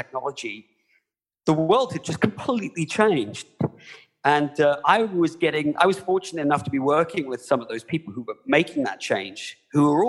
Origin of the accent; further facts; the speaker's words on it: United Kingdom; moved away as an adult; now in United States; I'm not from the US originally. I was born in the UK, but I am an American now. Like John Oliver, I came here about 20 years ago